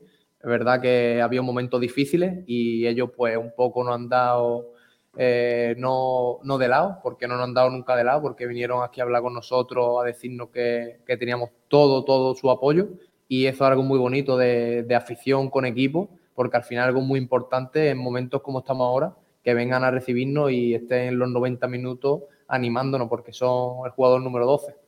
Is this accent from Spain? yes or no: yes; Málaga, Andalusia, Spain; soy de aquí, soy malagueño, soy malaguista